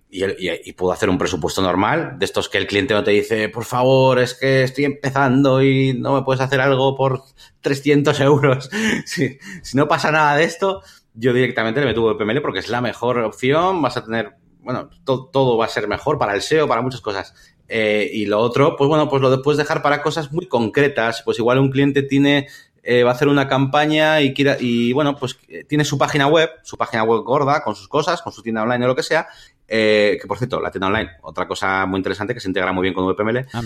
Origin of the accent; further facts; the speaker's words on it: Spain; now in London, United Kingdom; Yo quiero ver la web en castellano aunque esté en Londres, porque yo, yo soy español, digamos, ¿no?